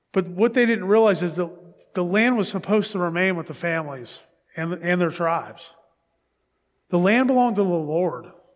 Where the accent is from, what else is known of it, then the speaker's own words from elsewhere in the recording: Pittsburgh, Pennsylvania, United States; that's my hometown. That's where I'm from.